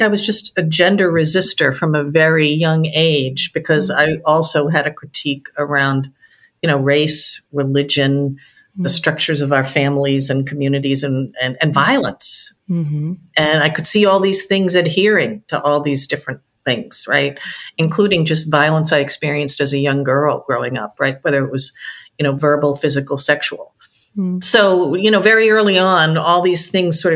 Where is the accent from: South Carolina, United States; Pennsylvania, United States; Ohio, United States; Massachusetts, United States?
Massachusetts, United States; outside of Boston; now in Washington, D.C., United States; I grew up outside of Boston in the 70s in a pretty much a first-generation Irish-American enclave.